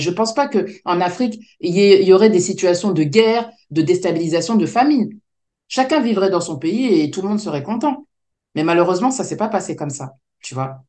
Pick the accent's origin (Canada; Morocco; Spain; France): France; Je suis née en France, de parents africains.